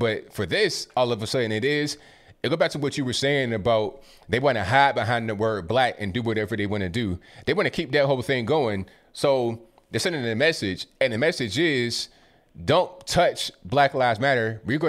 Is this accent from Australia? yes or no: no; Kanawha County, West Virginia, United States; moved away; my home, where I was born in West Virginia, Kanawha County, right down the river.